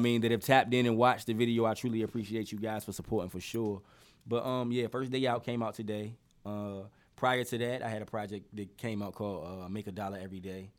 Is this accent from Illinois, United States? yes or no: no; Norfolk, Virginia, United States; I am from Poplar Halls, and you know I I got a lot of ties to Park Place too.